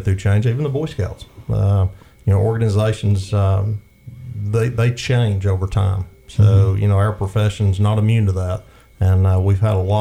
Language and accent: English; Bryant, Alabama, United States; The rural setting where I was raised in Bryan, Alabama